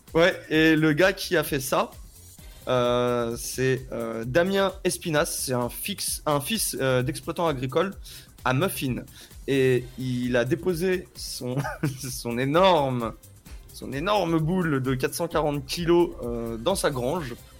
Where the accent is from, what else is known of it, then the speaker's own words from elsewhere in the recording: Paris, Île-de-France, France; je suis né à Paris